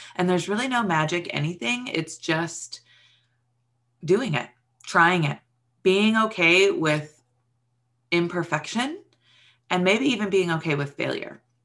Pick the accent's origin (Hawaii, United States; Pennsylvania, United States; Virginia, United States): Hawaii, United States; moved away; I grew up in Hawaii.